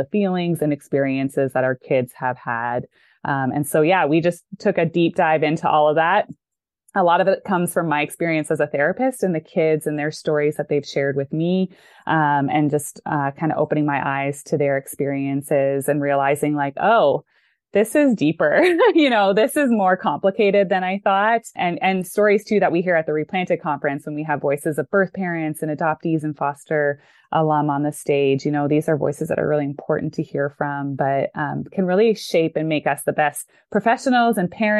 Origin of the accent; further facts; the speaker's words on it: Canada; moved away as an adult; also born or lived in Chicago, United States; now in Dallas, United States; I grew up in Canada. I lived there till I was 28. And then I came to the US